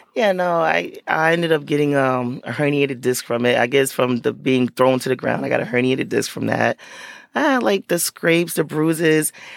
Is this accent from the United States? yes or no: yes; Paterson, New Jersey, United States; I'm from Patterson. So I grew up, that's where I still live